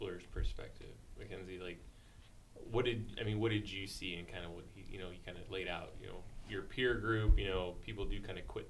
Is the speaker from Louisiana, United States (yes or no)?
no; Washington, United States; I'm from Washington.